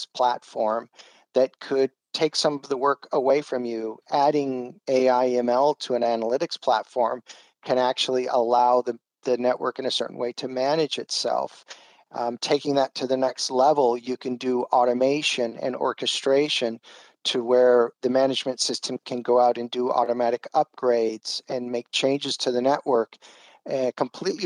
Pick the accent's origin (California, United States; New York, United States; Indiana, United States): California, United States; San Diego; moved away as an adult; also born or lived in Brazil; I'm originally from San Diego, California.